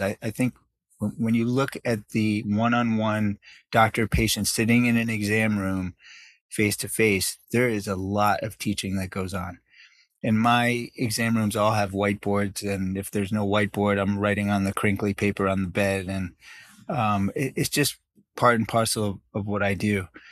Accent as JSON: {"language": "English", "region": "New York", "country": "United States", "tie": "born or raised there", "also_born_or_lived": "South Africa / Canada", "said": "to New York, where I grew up for most of my life"}